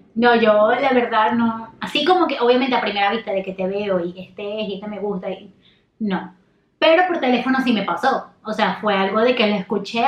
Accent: Maracaibo, Zulia, Venezuela; yo soy de Maracaibo

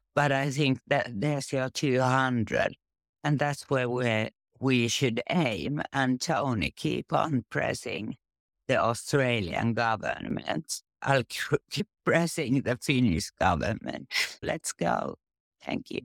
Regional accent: Finland; I'm from Finland

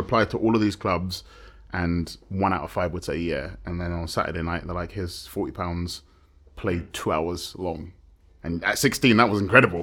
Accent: London, United Kingdom; moved away as an adult; now in Madrid, Spain; I was born in London and lived on the outskirts for a number of years

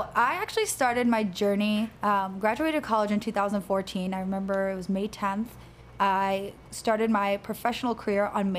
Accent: New York City, New York, United States; moved away as an adult; also born or lived in Long Island, New York / Seattle, Washington; now in Massachusetts, United States; So that's where I was raised, but I was born in Jamaica. Well, I guess for most of my life there, too, up until like fourth grade. And then we moved over to Long Island with my parents.

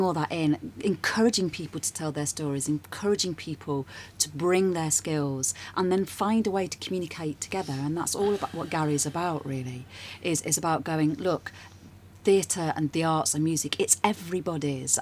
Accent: Nottingham, East Midlands, United Kingdom; moved away as an adult; also born or lived in London; now in Brighton, United Kingdom; I'm originally from Nottingham, and I lived there for a while, and then I, I, moved away from there when I got a bit older

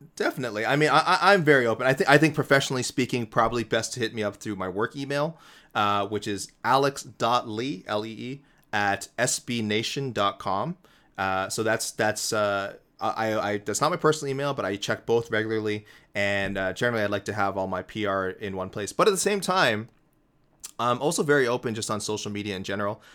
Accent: Toronto, Ontario, Canada; my hometown Toronto Blue Jays

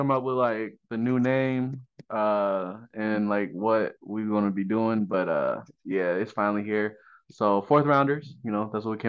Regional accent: West Coast, United States; We're from the West Coast.

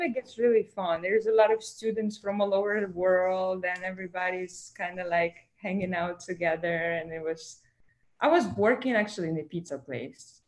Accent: Moscow, Russia; English is a second language; moved away as an adult; also born or lived in Ukraine / Miami, United States; now in United States; I was born in Ukraine, but I went to school in Moscow in Russia because I moved with my family there

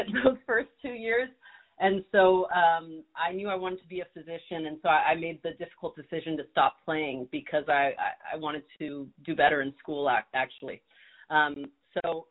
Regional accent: Southern California, United States; I grew up in Southern California. I'm a California girl

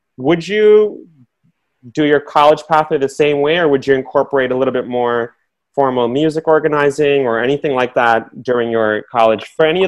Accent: Bangladesh; moved away; also born or lived in New York; I grew up, you know, when I came from Bangladesh, and I moved to New York, and it was 1987, 85. It was very mid to late 80s, rough time. Again, no other Bengalis in New York City.

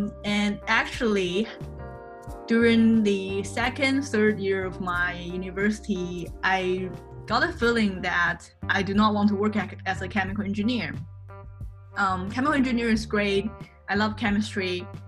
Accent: Canada; now in China; I am a Chinese Canadian. I was born in China, but I grew up in Canada. When I was 14, my parents divorced and my mom took me to Canada.

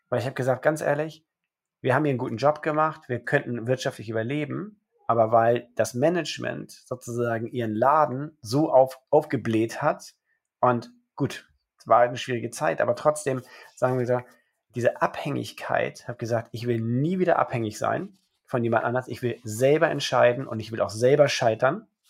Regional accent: Germany; also born or lived in Rome, Italy; Geboren in Rom, meine Mama ist Römerin und mein Vater ist Österreicher und er hatte nichts Besseres zu tun, als mich direkt in Rom zum Österreicher zu machen. Aber dann verschleppt er mich nach drei Wochen direkt nach Deutschland, wo ich mein Leben seitdem verbringe

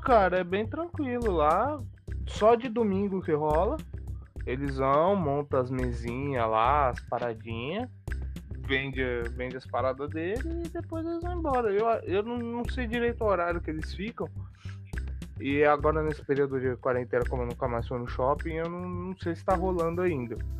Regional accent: Santo André, São Paulo, Brazil; eu sou aqui de Santo André

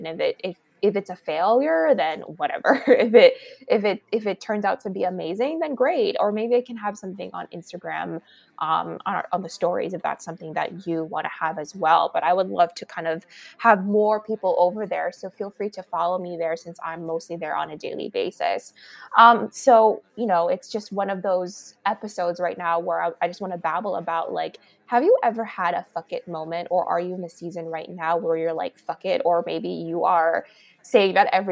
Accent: Los Angeles, California, United States; moved away as an adult; also born or lived in Miami; now in New York, United States; I was born and raised in Los Angeles

